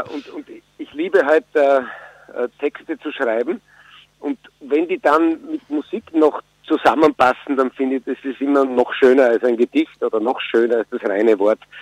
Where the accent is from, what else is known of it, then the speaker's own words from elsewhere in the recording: Styria, Austria; also born or lived in Vienna; now in Burgenland, Austria; Ich bin eigentlich Steirer